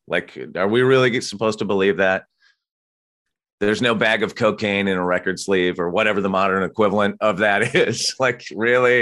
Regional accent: Santa Barbara, California, United States; now in Los Angeles, United States; I grew up in Santa Barbara, so a little bit north of L

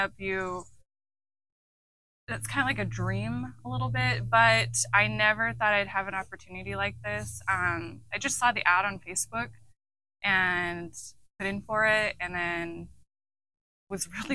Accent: Globe, Arizona, United States; I was raised here in Arizona, Globe particularly, small town girl.

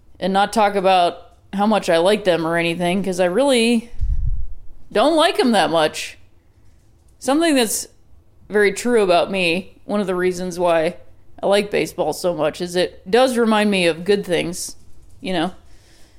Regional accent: Ohio, United States; I'm from Ohio and that's how I pronounce it

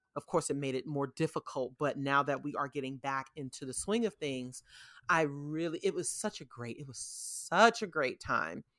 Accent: New York City, New York, United States; now in Atlanta, United States; New York City, w, my hometown

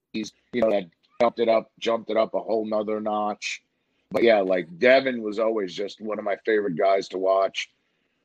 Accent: New York, United States; growing up in New York, I went to a lot of the Garden cards

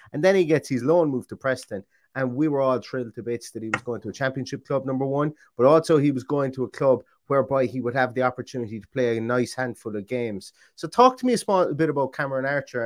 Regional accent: Ireland; I'm Irish

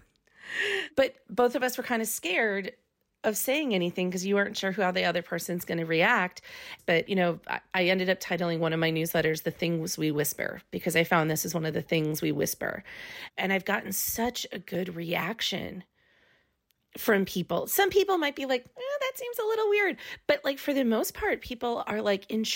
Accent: Midwest, United States; moved away as an adult; I come from the Midwest where most people are married by their 20s.

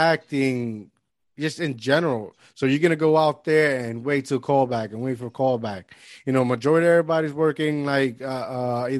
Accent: Lajas, Puerto Rico; moved away as an adult; now in Jersey City, United States; I grew up in Puerto Rico. I've been in Puerto Rico all my life. So I've been living here for the last 10, 11 years

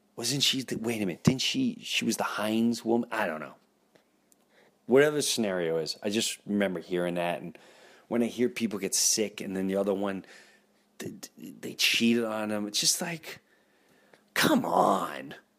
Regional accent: Valley Stream, New York, United States; I grew up in Valley Stream, Long Island, Jefferson Avenue, lived there my whole life, my whole life

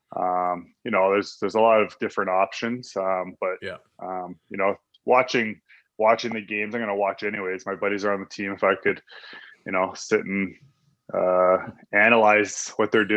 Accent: Ontario, Canada; moved away as an adult; now in Calgary, Canada; We used to go home in the summers to where we grew up in Ontario

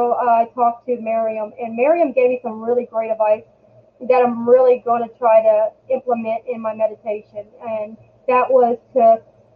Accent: Louisiana, United States; born and raised in Louisiana.

